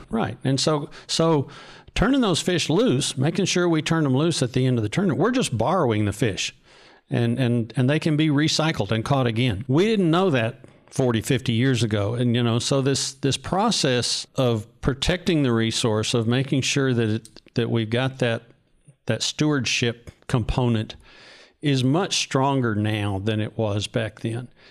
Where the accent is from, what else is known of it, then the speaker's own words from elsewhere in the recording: North Texas, United States; I grew up in North Texas.